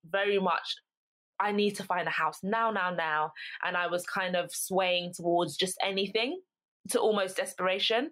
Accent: London, United Kingdom; moved away as an adult; now in Essex, United Kingdom; I'm from London, born in London, lived in London my whole life up until university.

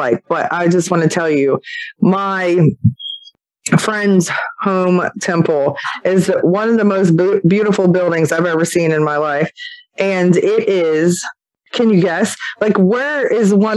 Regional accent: Maryland, United States; we're from Maryland

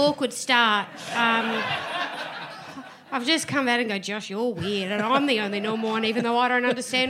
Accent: Queensland, Australia; Sorry, I'm from Acreage.

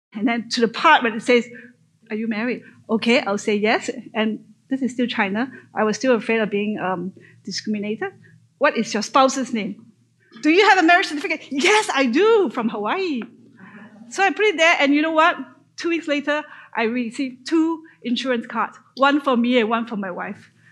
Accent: Malaysia; moved away as an adult; So I grew up in Malaysia, born and grew up in Malaysia.

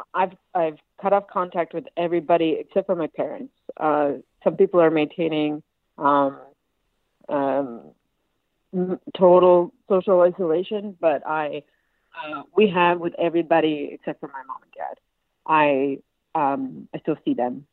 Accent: Cape Breton, Nova Scotia, Canada; moved away as an adult; also born or lived in Toronto; I live in my hometown, my home village in Nauvoo, in Cape Breton right now

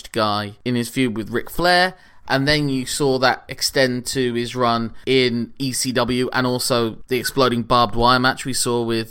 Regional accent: United Kingdom; we're British

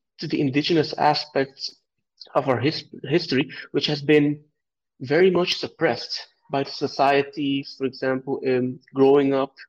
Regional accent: Aruba; Well, since I was born, since I was raised in Aruba, I always felt like, who am I really?

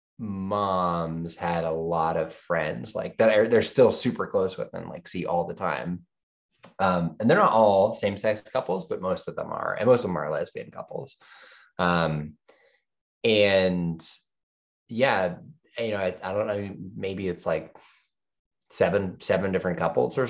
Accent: Brookline, Massachusetts, United States; So I grew up in Boston, just outside of Boston, in a town called Brookline.

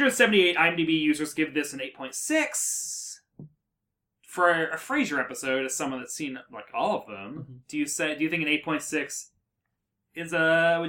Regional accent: Murfreesboro, Tennessee, United States; I'm from Murfreesboro, Smyrna, Tennessee

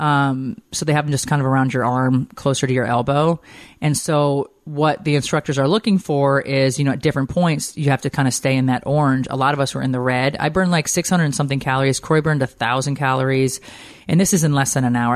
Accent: Windsor Locks, Connecticut, United States; moved away; also born or lived in Montana; fly back to my hometown. We land literally in my hometown

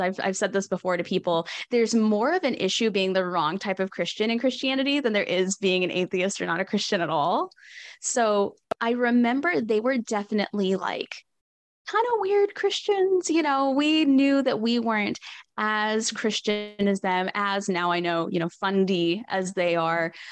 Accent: Northwest Arkansas, United States; I'm from Northwest Arkansas

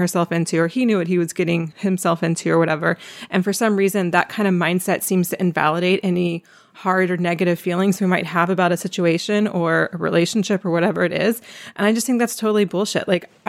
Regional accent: East Coast, United States; now in Philadelphia, United States; My husband's from here, but I used to live in DC and I'm from the East Coast.

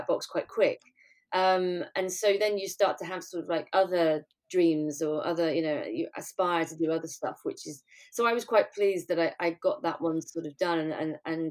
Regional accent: Cumbria, North West England, United Kingdom; moved away; I was from Cumbria, so there wasn't an awful lot of, you know, musical theatre or drama or training in that sort of area.

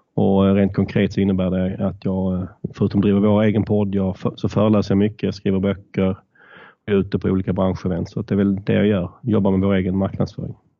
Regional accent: Malmö, Skåne, Sweden; accent: southern; moved away as an adult; also born or lived in Stockholm; som ni kanske hör så kommer jag söderifrån. Jag är född och uppvuxen i Malmö men flyttade till Stockholm för att plugga

